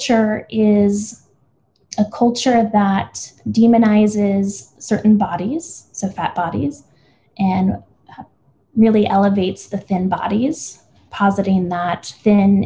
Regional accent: El Paso, Texas, United States; I grew up in El Paso, Texas, and my dad's white, my mom's Mexican.

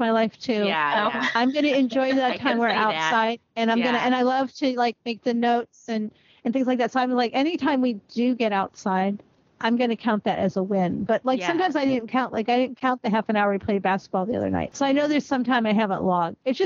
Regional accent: Ohio, United States; moved away; When I grew up in Ohio

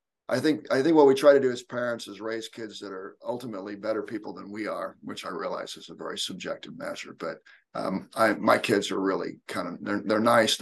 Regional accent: Indiana, United States; also born or lived in Edinburgh, Scotland; I've lived mostly in Indiana since then. So I'm a Hoosier

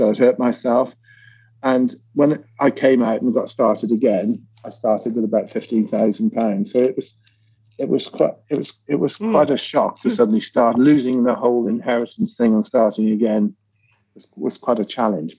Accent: United Kingdom; being British

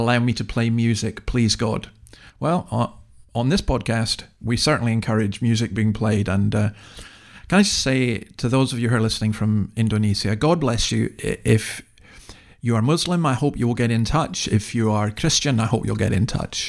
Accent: Scotland, United Kingdom; now in Australia; I'm from an English-speaking country, just Scotland. I live in another English-speaking country, Australia

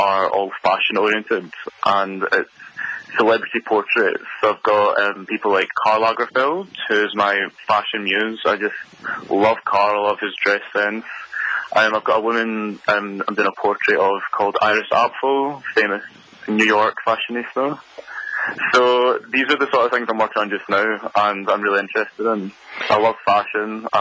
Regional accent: Glasgow, Scotland, United Kingdom; moved away as an adult; now in Edinburgh, United Kingdom; I'm from Glasgow. And I moved to Edinburgh about 6 years ago

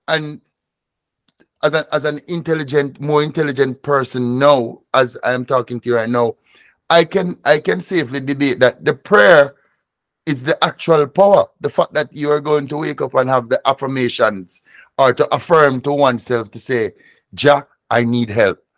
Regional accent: Jamaica; As a student of Rastafari, as a Jamaican

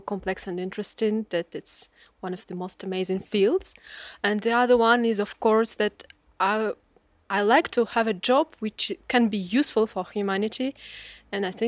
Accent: Russia; now in France; I'm from Russia

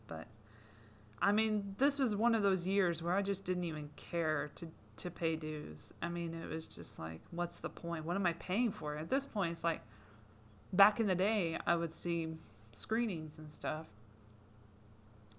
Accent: United Kingdom; As a Brit

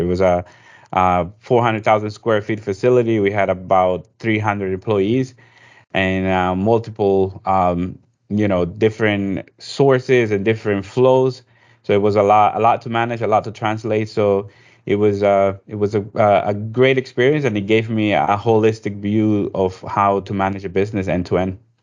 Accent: Ecuador; also born or lived in New York; now in Georgia, United States; I'm originally from Ecuador, in South America

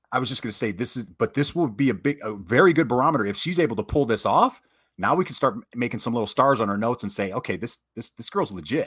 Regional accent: Michigan, United States; I'm from Michigan

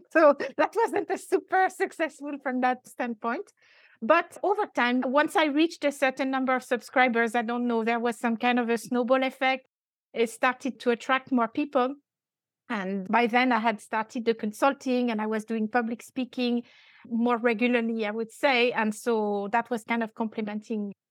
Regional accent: France; accent: French; English is a second language; now in Dubai, United Arab Emirates; I'm French. I still have quite an accent

